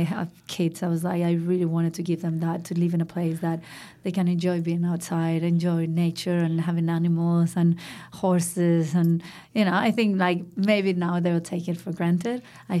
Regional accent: Madrid, Community of Madrid, Spain; So I grew up in Madrid, which is the capital of Spain, a big city, and in the center of Madrid.

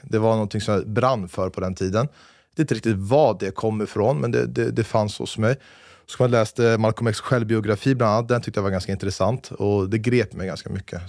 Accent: Stockholm, Stockholm County, Sweden; moved away as an adult; now in Saudi Arabia; Född på Fridhemsplan, uppvuxen på Torhusplan. Eller Västerbroplan, rättare sagt. Mittemot DN-huset.

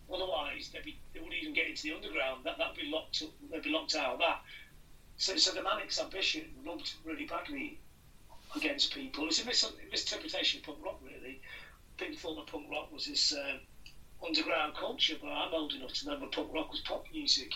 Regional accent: Blackpool, North West England, United Kingdom; I grew up in Blackpool

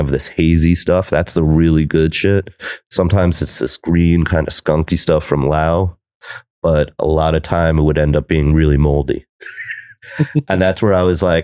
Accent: New York, United States; moved away as an adult; also born or lived in Thailand; I'm from New York. I was born here. I grew up here

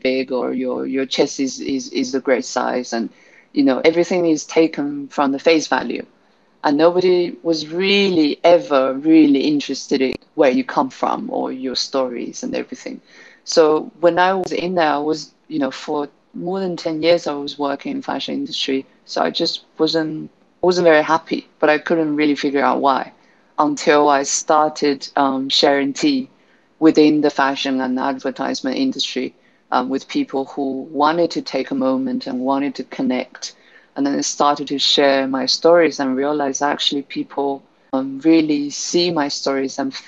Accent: Guizhou, China; moved away; also born or lived in London; So Guizhou is home, which is in southwest of China

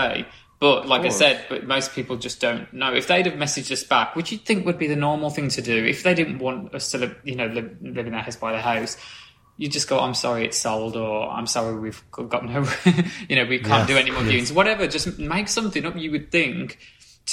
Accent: Midlands, United Kingdom; I'm from the Midlands

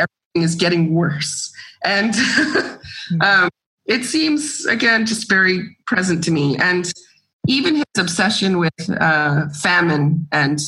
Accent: Georgia, United States; moved away as an adult; now in Greece; I grew up in Georgia and I love going back and I have friends and family there and that's home also.

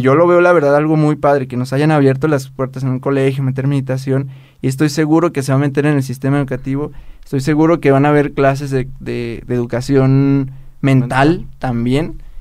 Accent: Mexico; soy mexicano, así en México, amo México

